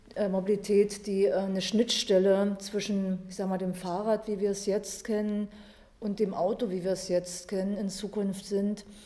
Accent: Dessau, Saxony-Anhalt, Germany; aus Dessau. Da bin ich geboren und lebe bis heute dort

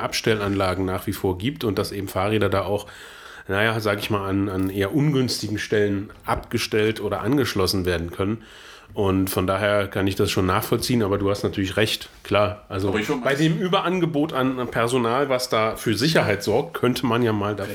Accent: Saxony-Anhalt, Germany; bei uns in Sachsen-Anhalt

